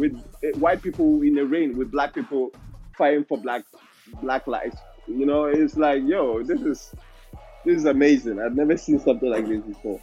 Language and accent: English; Ghana; moved away; I'm Ghanaian too